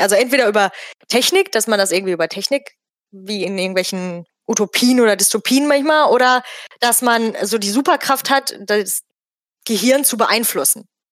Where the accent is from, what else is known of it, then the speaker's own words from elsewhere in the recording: Bottrop, North Rhine-Westphalia, Germany; Ich komme also auch aus Bottrop